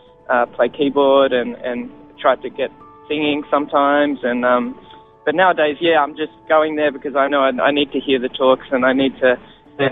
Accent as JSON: {"language": "English", "country": "Australia", "tie": "born or raised there", "also_born_or_lived": "Israel", "said": "I used to live in Israel with my family, and I don't remember too much of it, but all I remember was coming back to Australia and then growing up in Catholic schools"}